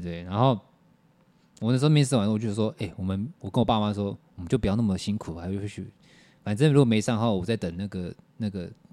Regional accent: Taoyuan, Taiwan; 我们桃园可能是什么中立啊或立中哦

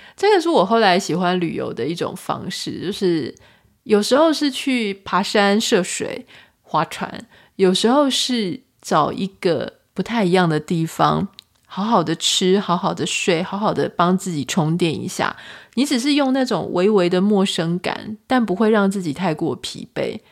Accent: Taiwan; 我是台湾人

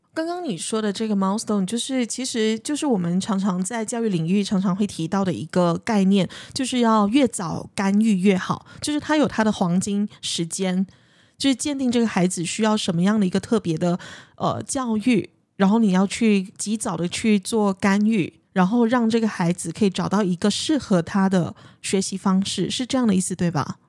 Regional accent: Malaysia; 尤其是在马来西亚的华人社会，我们所谓的华社

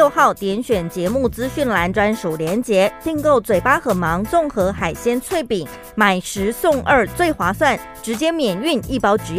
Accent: Taiwan; 我们自己台湾当地人

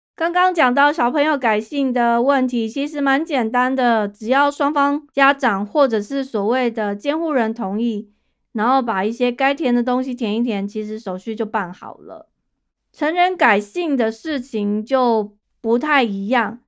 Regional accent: Taiwan; now in United States; 我在台湾长大的人

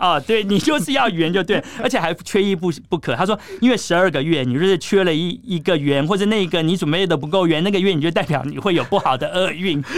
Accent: Taiwan

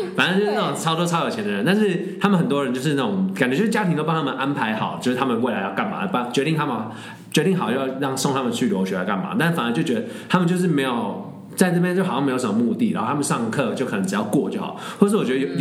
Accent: Taiwan; moved away; 我是台湾人

